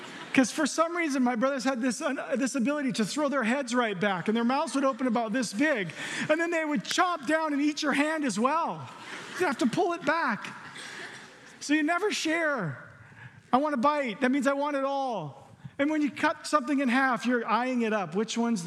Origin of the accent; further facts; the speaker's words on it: the South, United States; I'm from the South